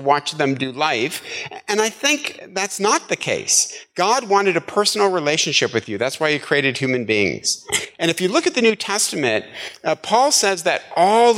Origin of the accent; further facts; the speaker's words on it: Midwest, United States; moved away; I'm from the Midwest